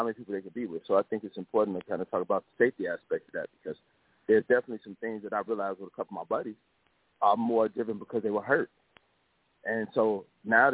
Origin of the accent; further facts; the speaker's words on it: Chicago, Illinois, United States; I'm from Chicago, do mental health, Northwest Indiana to Chicago, between both states